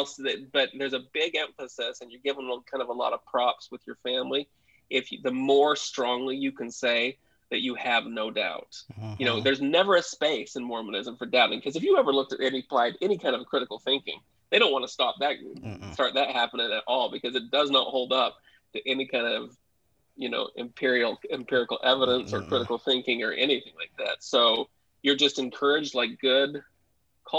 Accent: Smithfield, Utah, United States; now in Houston, United States; I grew up in Smithfield

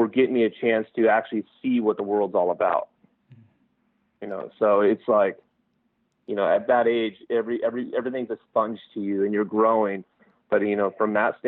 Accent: King City, California, United States; growing up in King City with only 8,000 people

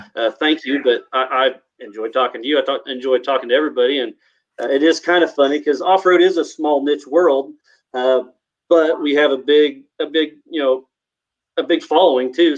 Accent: Paola, Kansas, United States; I grew up in Payola, Kansas, small town just outside of Kansas City.

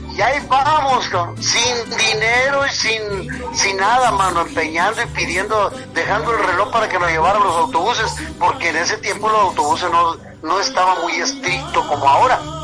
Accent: Mexico; also born or lived in Washington; now in Mexico City, Mexico; yo soy de México

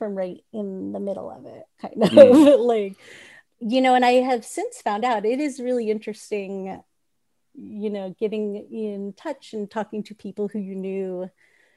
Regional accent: Sandy Springs, Georgia, United States; now in Roswell, United States; I grew up in a suburb called Sandy Springs.

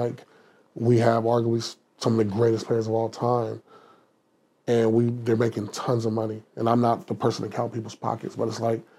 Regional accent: Los Angeles, California, United States; I'm from South Central LA. If I can survive LA, I can survive anywhere.

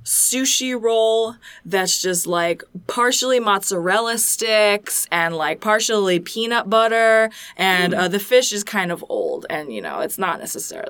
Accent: New Jersey, United States; Jersey baby, Asbury Park.

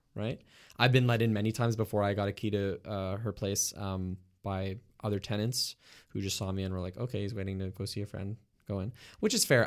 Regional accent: Montreal, Quebec, Canada; I grew up in the West Island

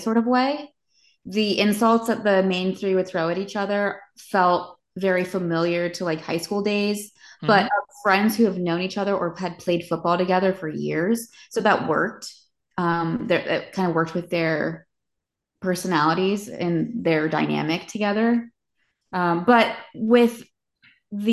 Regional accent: Ventura, California, United States; now in East Coast, United States; I'm from Ventura, California

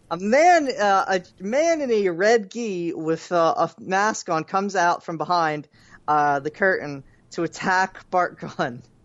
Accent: Philadelphia, Pennsylvania, United States; My hometown.

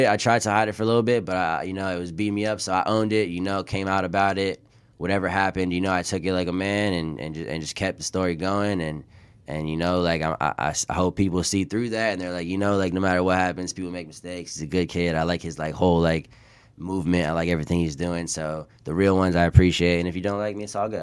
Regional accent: Sarasota, Florida, United States; I'm from Sarasota, Florida. I was born and raised

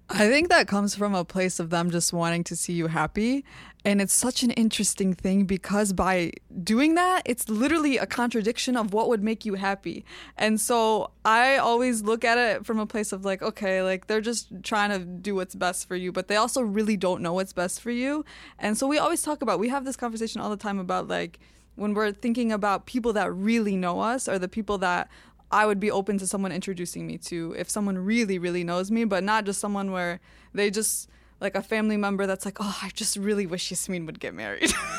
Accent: Dearborn, Michigan, United States; born and raised in Dearborn.

